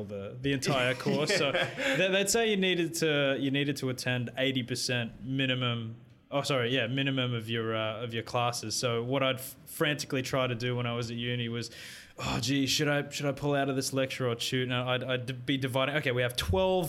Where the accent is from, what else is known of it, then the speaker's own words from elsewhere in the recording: Philippines; I'm Filipino